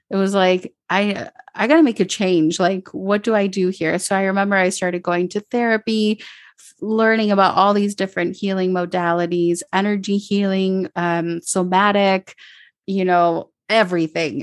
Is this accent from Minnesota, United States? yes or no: yes; Minnesota, United States; now in Medellín, Colombia; I grew up in Minnesota, so in the suburbs, there wasn't a lot of diversity